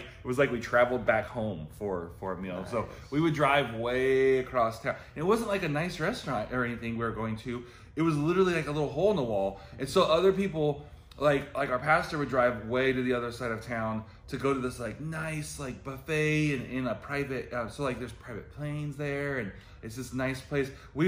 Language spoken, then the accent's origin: English; Central Valley, California, United States; moved away; also born or lived in Virginia; I grew up in the Central Valley, and everyone I knew was Hispanic